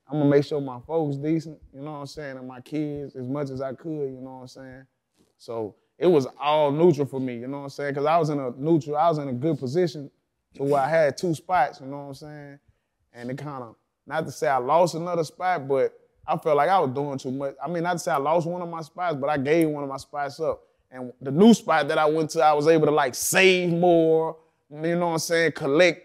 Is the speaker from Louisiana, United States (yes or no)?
yes; Baton Rouge, Louisiana, United States; I'm from Baton Rouge